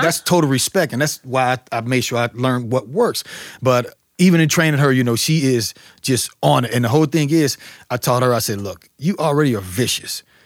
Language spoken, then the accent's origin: English; St. Louis, Missouri, United States; I grew up here in Saint Louis, but it was North County area